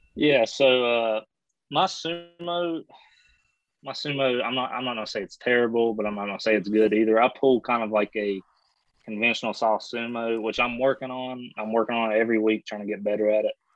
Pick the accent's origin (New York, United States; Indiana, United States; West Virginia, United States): West Virginia, United States; I'm from West Virginia here